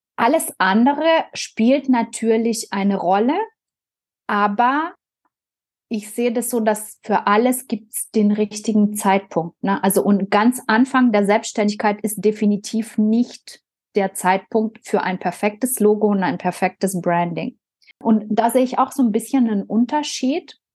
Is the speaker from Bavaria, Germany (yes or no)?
no; Biberach an der Riß, Baden-Württemberg, Germany; da, wo ich herkomme, aus Biberach